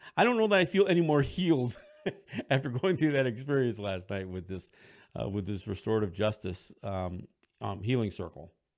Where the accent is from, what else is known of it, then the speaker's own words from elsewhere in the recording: Cambridge, New York, United States; moved away; my hometown, Cambridge, New York, where I graduated from high school